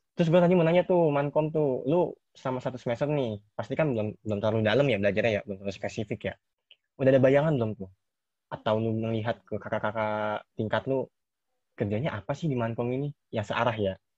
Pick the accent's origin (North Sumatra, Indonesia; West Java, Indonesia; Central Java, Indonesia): West Java, Indonesia; Bogor; keinginan gua keluar dari Bogor, Nes. Gua kan orang Bogor